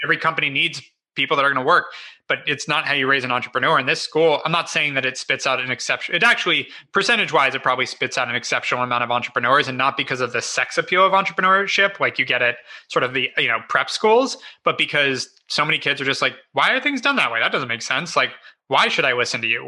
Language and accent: English; Los Angeles, California, United States; also born or lived in Ohio (possibly Ojai, California / ASR unclear); first six years of my life were